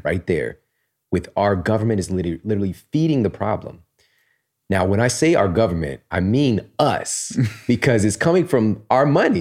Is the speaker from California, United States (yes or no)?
no; Missouri, United States; I'm from Missouri